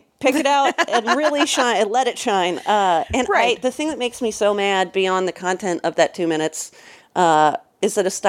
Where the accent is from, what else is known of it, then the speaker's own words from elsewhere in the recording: Napa, California, United States; I grew up in Napa, California.